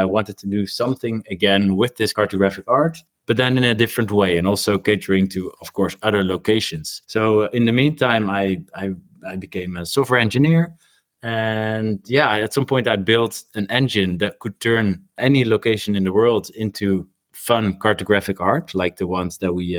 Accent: Rotterdam, South Holland, Netherlands; my hometown, which is Rotterdam here back in the Netherlands

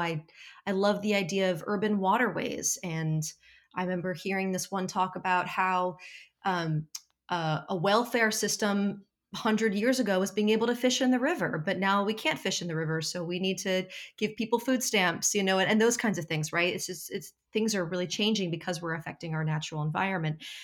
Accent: New Jersey, United States; I'm from South Jersey

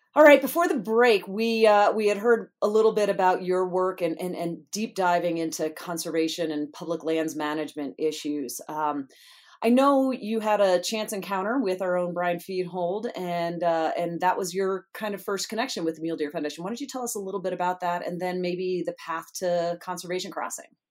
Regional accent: the East, United States; moved away; I grew up in the East

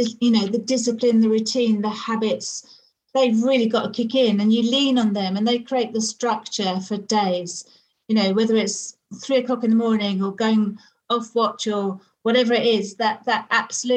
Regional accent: United Kingdom; I'm British

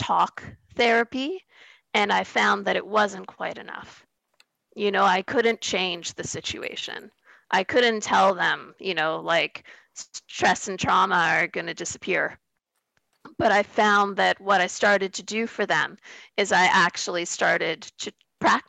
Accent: Canada; as a Canadian

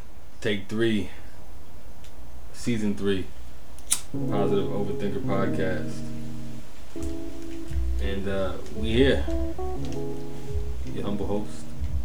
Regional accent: Minnesota, United States; I'm from Minnesota

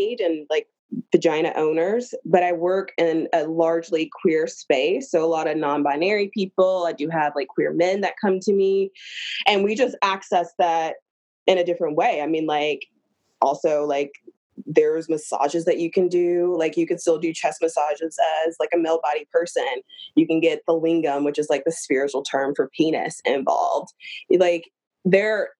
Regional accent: the South, United States; I'm from the South and that's what we

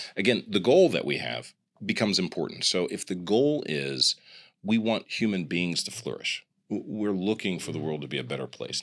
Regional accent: Kansas City, United States; also born or lived in Grinnell, Iowa; I'm from the Midwest. I'm from Kansas City

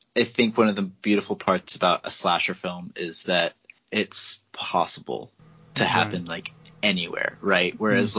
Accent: Texas, United States; we are actually both from Texas

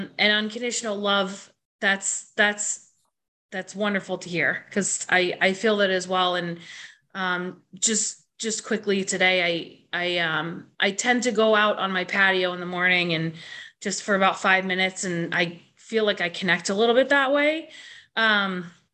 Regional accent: Boston, Massachusetts, United States; also born or lived in Northampton; I'm from Boston.

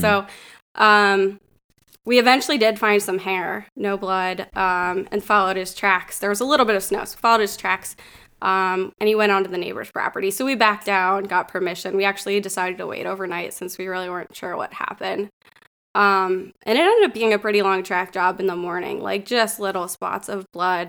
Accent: Northwestern Pennsylvania, United States; moved away as an adult; also born or lived in Connecticut / Richmond, Virginia; I grew up here in Northwestern Pennsylvania

